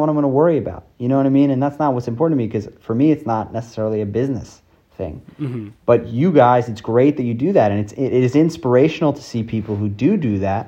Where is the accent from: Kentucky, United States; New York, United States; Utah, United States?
New York, United States; New York City; I grew up in New York City